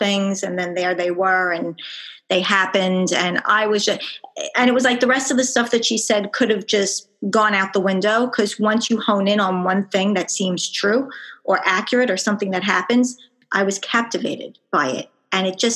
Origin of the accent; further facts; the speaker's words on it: Long Island, New York, United States; accent: Long Island; I'm from Long Island, New York, as per my accent.